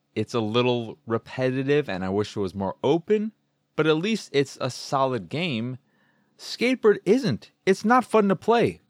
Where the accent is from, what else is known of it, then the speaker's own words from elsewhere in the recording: United States; that is the bird of my home state